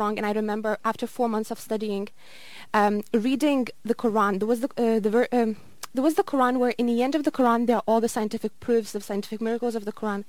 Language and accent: English; Lithuania; moved away as an adult; also born or lived in Glasgow; I am from Lithuania originally, and unfortunately in Lithuania there are zero Muslims